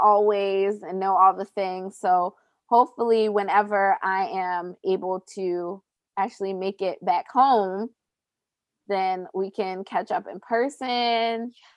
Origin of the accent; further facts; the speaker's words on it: Baltimore, Maryland, United States; now in Los Angeles, United States; means that I've lived in LA longer than I lived in Baltimore, but I'll still never be from LA.